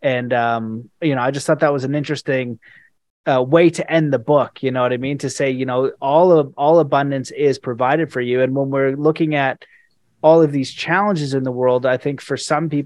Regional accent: Canada; I'm Canadian

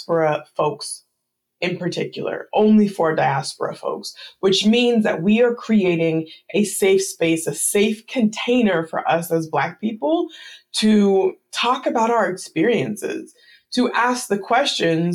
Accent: United States; it's obvious that I'm an American, I wasn't Haitian, it's obvious that I'm American, I'm not Ghanaian

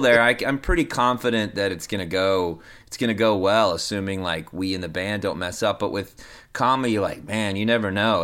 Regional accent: Denton, Texas, United States; I grew up in Denton, Texas

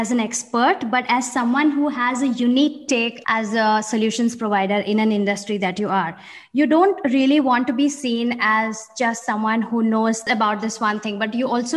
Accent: India; moved away as an adult; now in Amsterdam, Netherlands; I'm an Indian based in Amsterdam

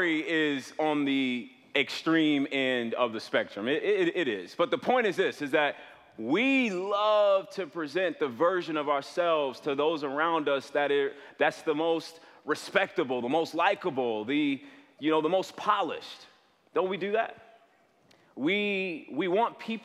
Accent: south suburbs of Chicago, Illinois, United States; I'm from the south suburbs of Chicago.

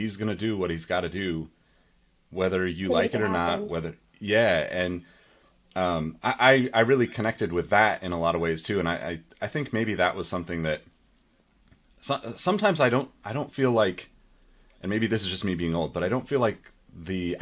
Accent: California, United States; I'm obviously from California

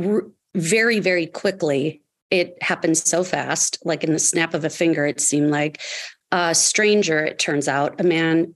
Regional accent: Kenosha, Wisconsin, United States; I was 8 years old in third grade in my hometown of Kenosha, Wisconsin

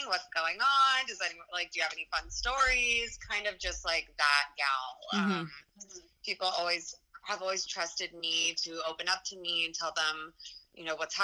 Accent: Boulder, Colorado, United States; also born or lived in Los Angeles, California; now in New York City, United States; I'm from Boulder, Colorado

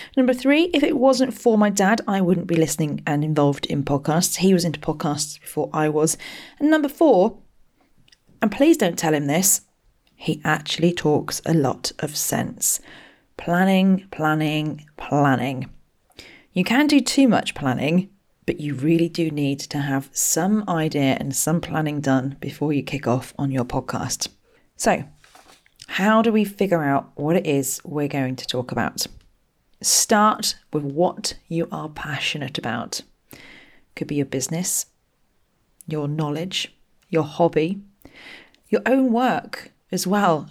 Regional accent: Berkshire, South East England, United Kingdom; I grew up in Berkshire

